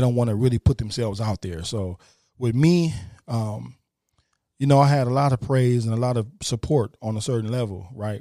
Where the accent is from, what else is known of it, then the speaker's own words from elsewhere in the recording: Toledo, Ohio, United States; moved away; Toledo, my hometown